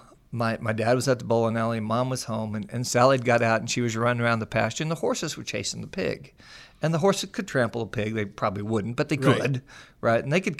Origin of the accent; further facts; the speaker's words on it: Missouri, United States; So I've been on the show before, and you know that I grew up in the Midwest, a little town outside of Springfield, Missouri, a little dairy community.